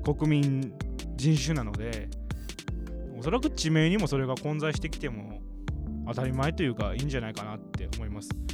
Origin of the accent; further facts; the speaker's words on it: Nara, Japan; also born or lived in Osaka; 僕は奈良県に生まれ奈良県に育ち